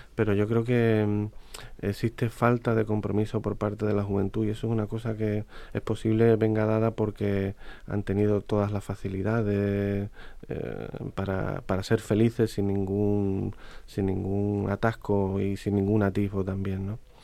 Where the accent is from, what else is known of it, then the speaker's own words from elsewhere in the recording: Huelva, Andalusia, Spain; los cofrades de mi tierra